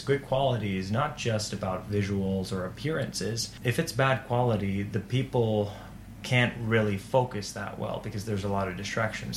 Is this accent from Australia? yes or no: no; Turku, Southwest Finland, Finland; I am from Turku